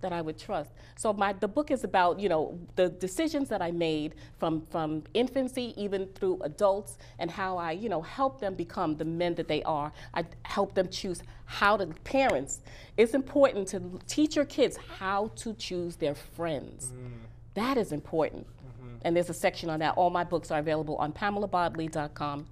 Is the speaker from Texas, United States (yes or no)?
no; New York City, New York, United States; I am from Bronx. Bronx, New York